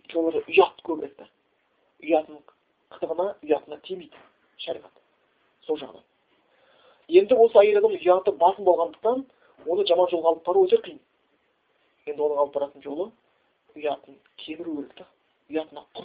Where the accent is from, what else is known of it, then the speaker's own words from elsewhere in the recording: Kazakhstan; бәріміз қазақпыз ғой